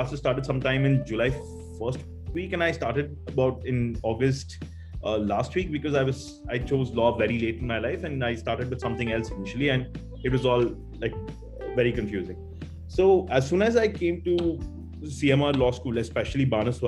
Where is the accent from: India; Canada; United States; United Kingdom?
India; Chennai, Tamil Nadu; I'm basically from Chennai, and I've always studied here, grown up here